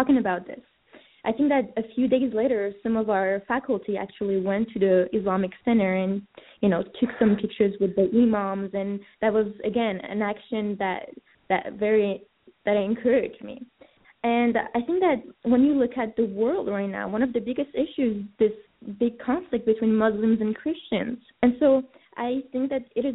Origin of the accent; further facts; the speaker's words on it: France; moved away; also born or lived in Iran; I was born in Iran and grew up in France